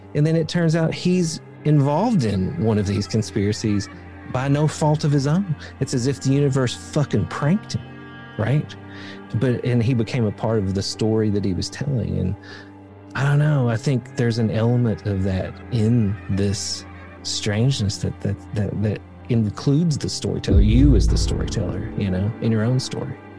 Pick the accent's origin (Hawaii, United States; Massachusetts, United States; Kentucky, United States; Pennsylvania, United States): Kentucky, United States; Appalachia in Eastern; I grew up in Appalachia in Eastern Kentucky